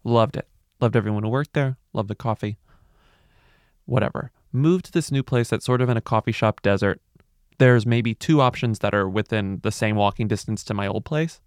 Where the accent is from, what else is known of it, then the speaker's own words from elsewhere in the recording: Texas, United States; now in New York City, United States; I'm from Texas. I mean, I'm from a hot place